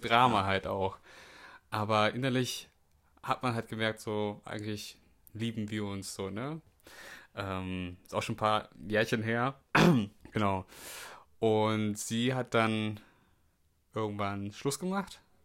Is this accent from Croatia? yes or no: no; the North, Northern Germany, Germany; da komme ich aus dem Norden.